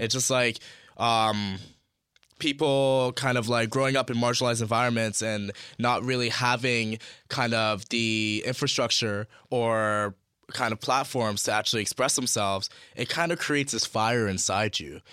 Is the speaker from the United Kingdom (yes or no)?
no; Toronto, Ontario, Canada; growing up in Scarborough